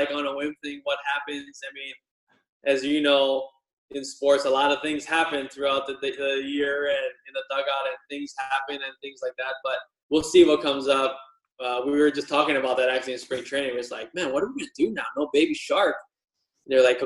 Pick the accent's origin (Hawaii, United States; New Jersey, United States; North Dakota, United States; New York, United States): Hawaii, United States; Wailuku; moved away as an adult; also born or lived in California; growing up in Maui, a little state in Hawaii